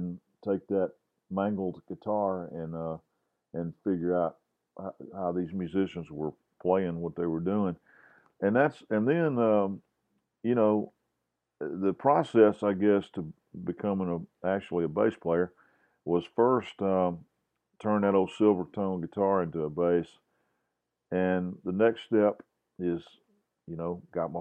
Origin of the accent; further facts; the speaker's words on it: Grenada, Mississippi, United States; now in Jackson, United States; my buddy Alan Purdy, who I grew up with in Grenada